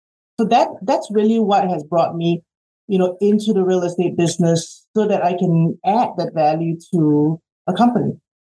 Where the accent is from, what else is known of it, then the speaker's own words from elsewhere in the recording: Australia; moved away as an adult; also born or lived in Singapore; now in United States; No, I'm actually, hometown is actually Singapore. {S1} Okay. {S2} And I grew up in Australia, and I did my undergrad in Australia, and came here 25 years ago for work